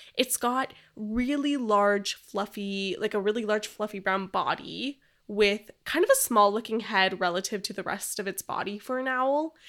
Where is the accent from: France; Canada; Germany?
Canada; we're from Canada